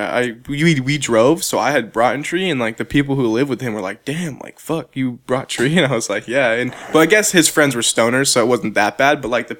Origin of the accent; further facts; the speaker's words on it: Mission Viejo, California, United States; I was born in Mission Viejo area.